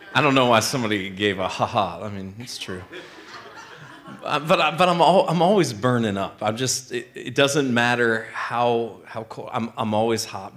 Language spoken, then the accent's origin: English; Midwest, United States; I grew up in the Midwest.